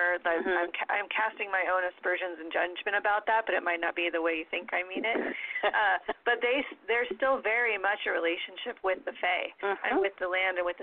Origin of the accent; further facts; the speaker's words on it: Sonoma County, California, United States; I've been born and raised in California. I've lived here. I've lived in this county, in Sonoma County, since third grade